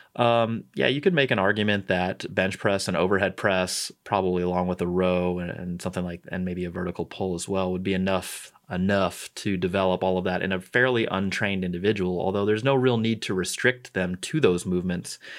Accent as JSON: {"language": "English", "town": "St. Louis", "region": "Missouri", "country": "United States", "moved": "yes", "said": "I'm from St. Louis"}